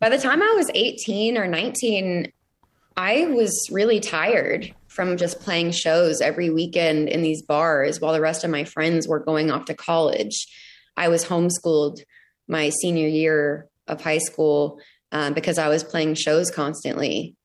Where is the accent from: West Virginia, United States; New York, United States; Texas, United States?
Texas, United States; Arlington; moved away as an adult; now in Nashville, United States; I'm from Arlington, Texas, outside of Dallas